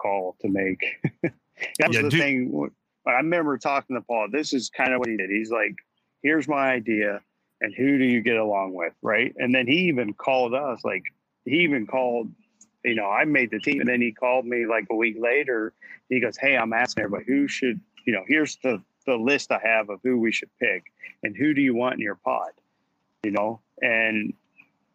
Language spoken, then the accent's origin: English; United States; I'm an American